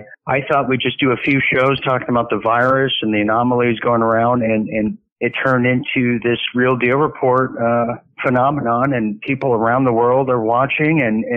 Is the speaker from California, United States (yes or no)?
yes; Huntington Beach, California, United States; moved away as an adult; also born or lived in Texas; I grew up in Huntington Beach, Surf City, USA.